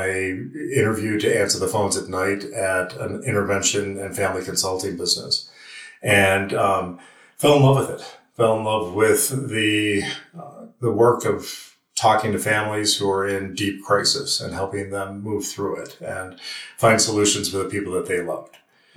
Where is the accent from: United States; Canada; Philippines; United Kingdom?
United States; Western New York; moved away; also born or lived in Lockport, New York; I grew up in Western New York